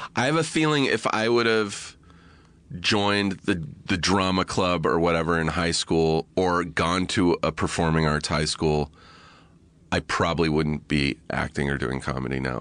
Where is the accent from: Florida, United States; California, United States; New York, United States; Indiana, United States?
California, United States; Riverside; I grew up in Riverside